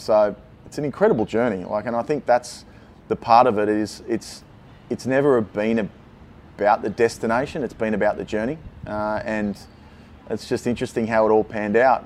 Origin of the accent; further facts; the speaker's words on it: Sydney, New South Wales, Australia; growing up in Coogee and Maroubra, I was always blessed to have a really good life.